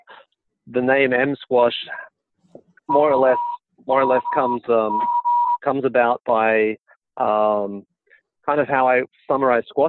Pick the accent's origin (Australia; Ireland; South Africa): Australia; Brisbane, Queensland; I was born in Brisbane in Australia